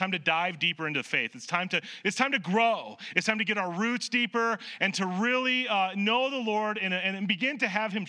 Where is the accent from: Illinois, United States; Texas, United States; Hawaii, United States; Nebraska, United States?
Nebraska, United States; moved away; I grew up in Nebraska.